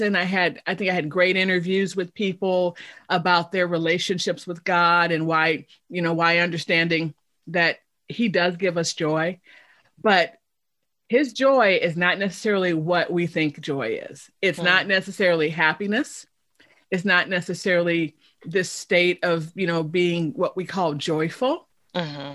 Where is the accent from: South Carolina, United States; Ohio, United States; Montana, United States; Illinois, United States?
Illinois, United States; Chicago; moved away as an adult; also born or lived in Indiana / Texas / Michigan / Missouri; now in Oklahoma, United States; I'm originally from Chicago